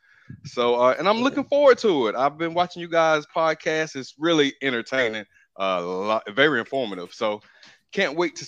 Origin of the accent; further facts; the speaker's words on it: Ayden, North Carolina, United States; I'm from Aiden